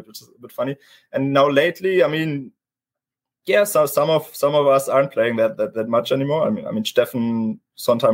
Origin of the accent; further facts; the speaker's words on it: Germany; moved away as an adult; also born or lived in Vienna; I'm from Germany originally